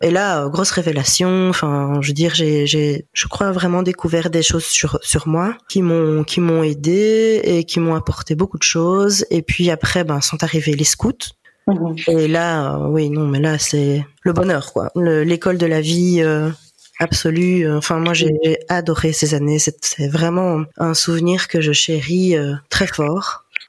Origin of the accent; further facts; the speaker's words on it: Ardennes, Wallonia, Belgium; also born or lived in Namur; now in Liège, Belgium; des connaissances qui ont qui viennent de chez nous, euh, donc d'Ardennes